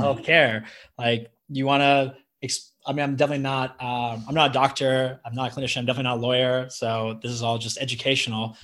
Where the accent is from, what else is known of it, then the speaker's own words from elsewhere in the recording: California, United States; moved away as an adult; also born or lived in Manhattan, New York; now in Austin, United States; I'm from I'm from California and I live in Texas